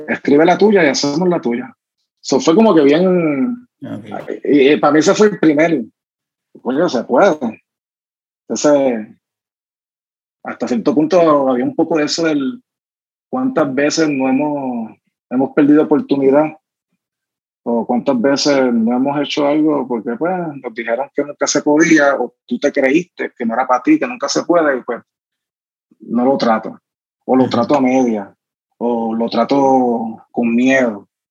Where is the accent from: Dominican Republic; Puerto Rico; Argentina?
Puerto Rico; Caguas; era ese chamaquito corriendo en Bairoa, sí, esos son mis amigos eh, de Santurce